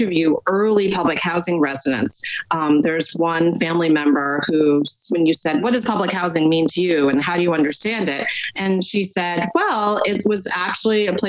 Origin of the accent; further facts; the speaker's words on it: Poughkeepsie, New York, United States; When I grew up in Poughkeepsie, my textbooks never had anything